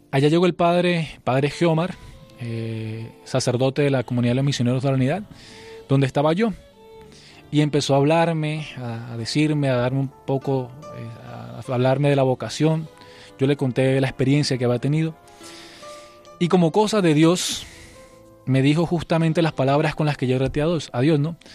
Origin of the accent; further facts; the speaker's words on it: Huila, Colombia; moved away; also born or lived in Valledupar; Yo estaba en el Huila